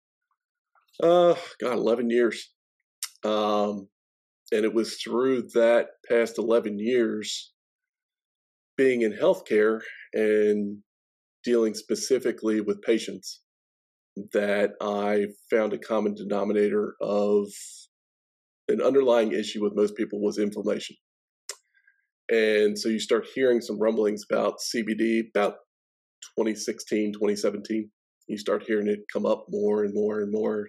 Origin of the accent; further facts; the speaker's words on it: Baltimore, Maryland, United States; moved away as an adult; now in Nashville, United States; I'm actually originally from Baltimore, Maryland, born and raised there.